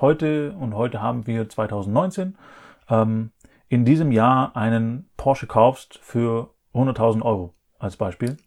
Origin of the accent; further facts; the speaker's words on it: Black Forest, Baden-Württemberg, Germany; bei mir im Elternhaus im Schwarzwald, wo ich aufgewachsen bin